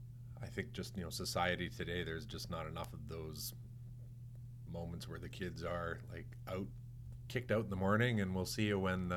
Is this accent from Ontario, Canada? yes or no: no; St. Albert, Alberta, Canada; Well, I'm a St. Albert guy.